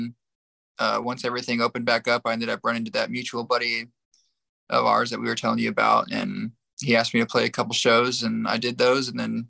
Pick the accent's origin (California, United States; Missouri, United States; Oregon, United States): Missouri, United States; moved away as an adult; also born or lived in Tulsa, Oklahoma; now in Texas, United States; I was originally from Missouri. I moved to Texas in 2019 for football